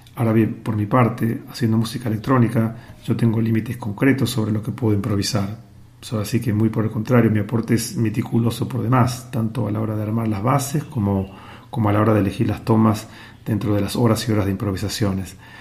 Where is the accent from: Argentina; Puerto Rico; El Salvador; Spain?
Argentina; Buenos Aires; also born or lived in New York; now in Shanghai, China; nací en Buenos Aires, viví muchos años en New York y desde el 2018 vivo en Shanghai, en China